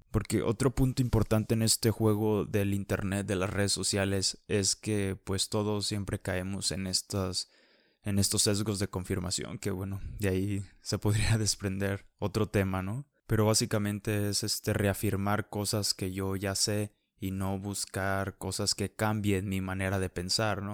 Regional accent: Mexico; como mexicanos somos

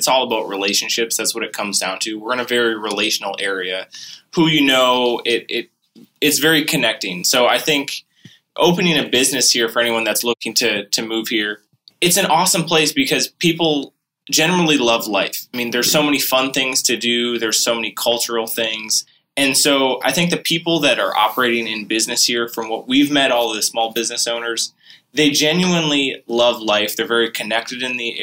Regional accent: Midwest, United States; moved away as an adult; now in Lowcountry, South Carolina, United States; growing up in the Midwest

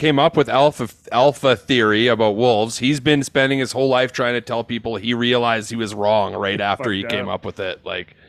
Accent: Saskatchewan, Canada; I'm from Saskatchewan, right? That's I'm the guy that's from Saskatchewan, all right?

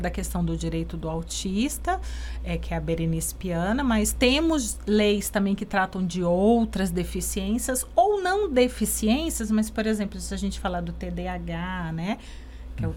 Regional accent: Brazil; nós três somos de Ribeirão

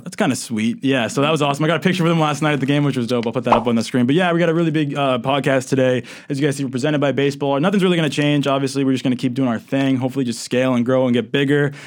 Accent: New Hampshire, United States; I'm from New Hampshire.

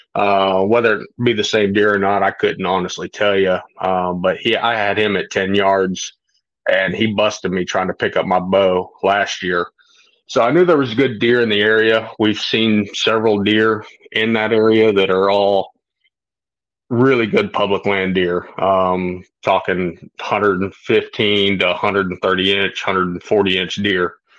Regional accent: Florida, United States; I grew up hunting in Florida

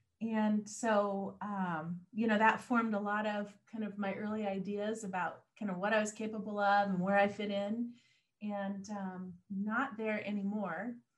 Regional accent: Mount Vernon, Washington, United States; born there; also born or lived in Bellingham / Seattle / Anchorage, Alaska / Southern California; No. I was born in Mount Vernon. We lived everywhere from Bellingham to Seattle, Anchorage, Alaska. I spent a couple summers growing up down in Southern California.

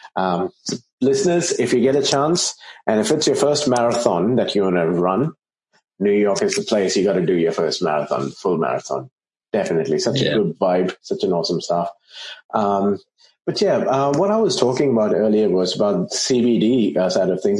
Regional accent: India; I grew up in India

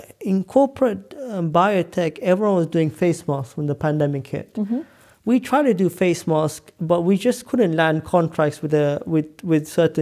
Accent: London, United Kingdom; I'm from Northwest London. I never thought I'd be in a private jet.

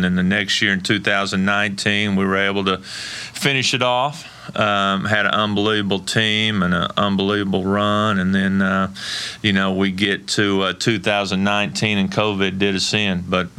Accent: Cleveland, United States; I was always proud to say I was from Cleveland.

